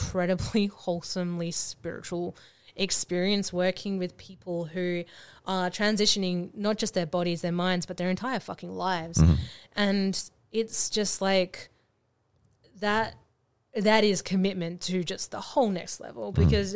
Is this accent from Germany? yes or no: no; Australia; I'm Australian